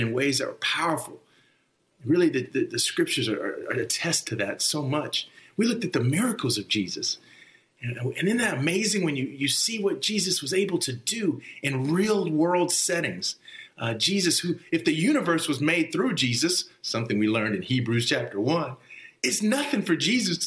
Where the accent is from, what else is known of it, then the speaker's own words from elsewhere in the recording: Texas, United States; moved away as an adult; also born or lived in New Jersey; I grew up in Texas